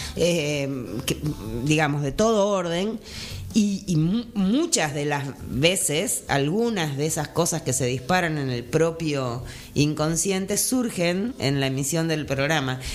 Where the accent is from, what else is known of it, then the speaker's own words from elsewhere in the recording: Buenos Aires, Argentina; moved away as an adult; now in Jujuy, Argentina; yo nací en Buenos Aires, pero hace 20 años que vivo en Jujuy